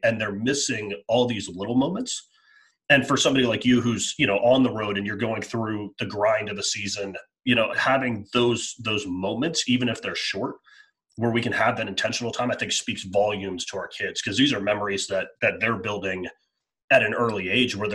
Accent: Baltimore, Maryland, United States; now in Florida, United States; That's my hometown. I grew up like 5 minutes from Camden Yards.

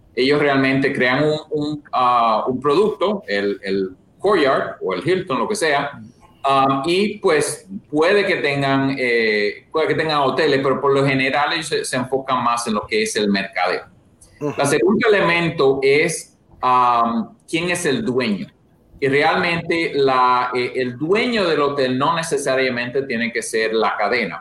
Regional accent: La Vega, Dominican Republic; moved away as an adult; also born or lived in Santo Domingo, Dominican Republic / New Haven, Connecticut / Boston; now in United States; yo soy de realmente de República Dominicana, de La Vega

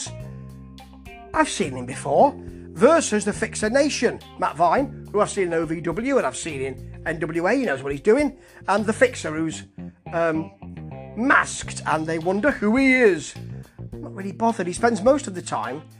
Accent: England, United Kingdom; Being an English gentleman

